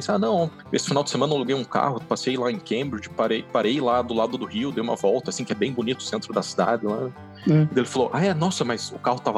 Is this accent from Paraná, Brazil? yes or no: yes; Curitiba, Paraná, Brazil; De Curitiba.